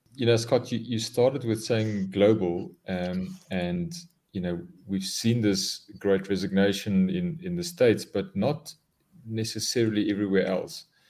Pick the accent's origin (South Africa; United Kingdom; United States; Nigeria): South Africa; I am a South African, born and bred in South Africa